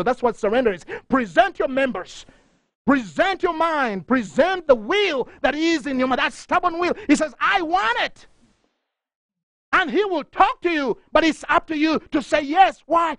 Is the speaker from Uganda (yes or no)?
yes; Uganda; moved away; I'm from Uganda